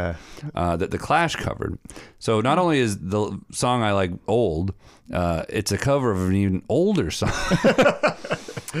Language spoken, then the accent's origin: English; hometown featured in Bone Valley, Florida, United States; moved away; Bone Valley, which is a true crime podcast about my hometown